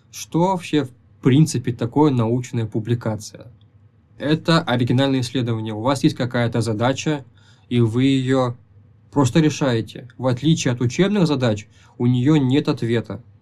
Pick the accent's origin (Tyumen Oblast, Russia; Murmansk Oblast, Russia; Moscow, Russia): Tyumen Oblast, Russia; Tyumen; moved away as an adult; now in Kazan, Russia